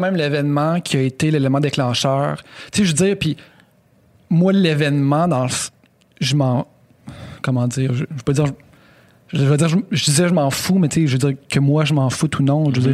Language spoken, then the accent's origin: French; Quebec City, Quebec, Canada; blanc originaire de Sainte-Foy